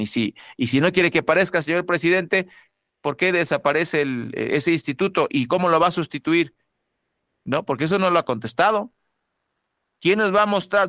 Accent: Mexico; somos mexicanos

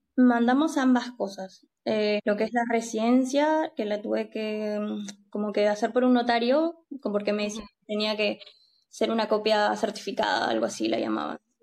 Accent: Peru; moved away as an adult; now in Spain; yo estoy casada con un noruego, soy de Perú, lo conocí en España

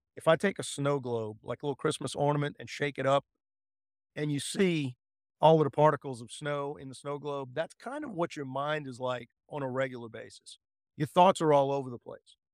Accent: United States; I'm an American at heart

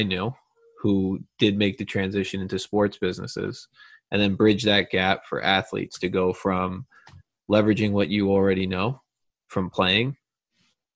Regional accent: Long Island, New York, United States; I grew up in Long Island, New York

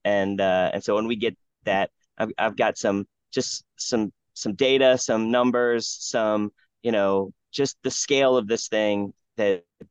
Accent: Ohio, United States; moved away; also born or lived in South Carolina; I grew up in Ohio

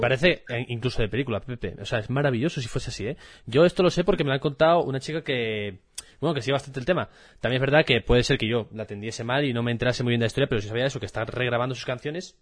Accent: Asturias, Spain; moved away as an adult; also born or lived in Seville; me mudé de Asturias, mejor dicho, hace seis años y me fui a estudiar a Sevilla. Y allí en, en Sevilla descubrí que había muchas expresiones de mi día a día que solo se utilizaban en Asturias

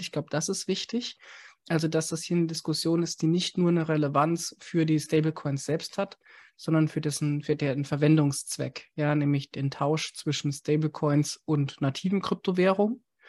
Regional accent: Germany; als Deutsche

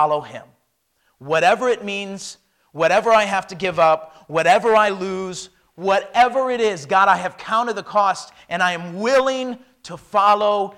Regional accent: United States; moved away as an adult; I am an American

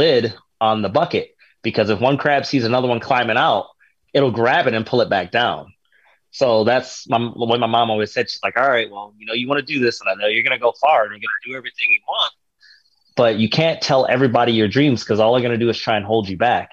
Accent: Akron, Ohio, United States; I grew up in Akron, Ohio in public school

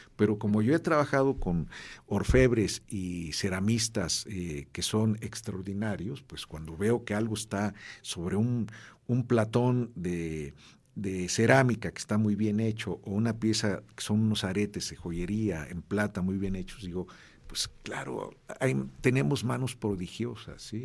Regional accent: Mexico City, Mexico; yo crecí en un barrio en la Ciudad de México

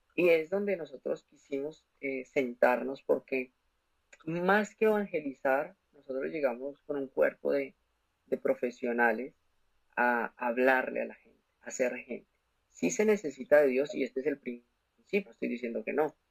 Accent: Bogotá, Colombia; now in Orlando, United States; soy de la ciudad de Bogotá, Colombia, y eh, resido en estos momentos en Orlando, Florida

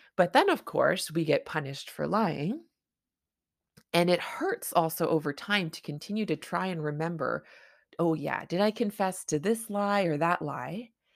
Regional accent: Canada; I'm a Canadian family physician

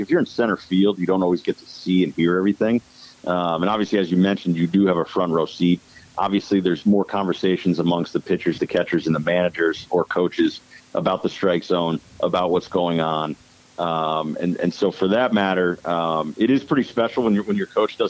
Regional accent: Connecticut, United States; moved away as an adult; also born or lived in St. Louis; I'm originally from Connecticut

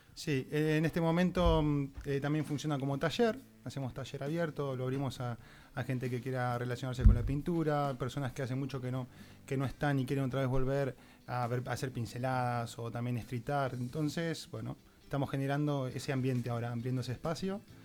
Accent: Mar del Plata, Buenos Aires Province, Argentina; moved away as an adult; now in Barcelona, Spain; yo he venido, en busca de eso, desde Mardel, que vengo de Argentina

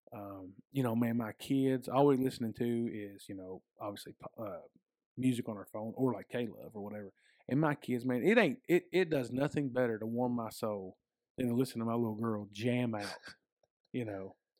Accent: United States; I was born and raised in a Baptist church, um, out in West Davis County.

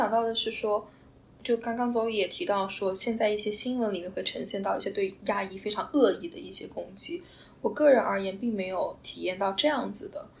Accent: China; now in North America; 我们中国在中国大家很喜欢说老外，

